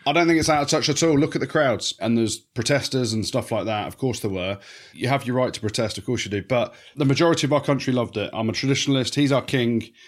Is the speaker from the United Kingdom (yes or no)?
yes; England, United Kingdom; We're English